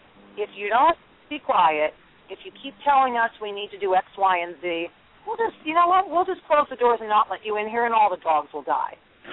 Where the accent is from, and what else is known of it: New Jersey, United States; born or raised there